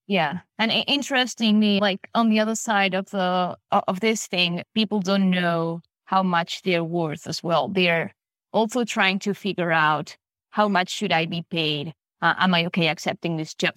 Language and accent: English; Buenos Aires, Argentina; I'm from Buenos Aires, Argentina.